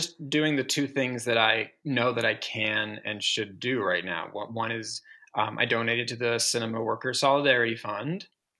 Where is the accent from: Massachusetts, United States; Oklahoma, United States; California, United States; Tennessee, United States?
Massachusetts, United States; I grew up in Massachusetts in the 80s and the 90s.